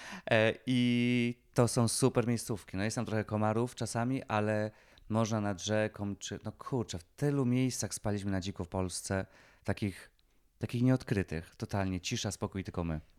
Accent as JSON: {"language": "Polish", "region": "Lesser Poland", "country": "Poland"}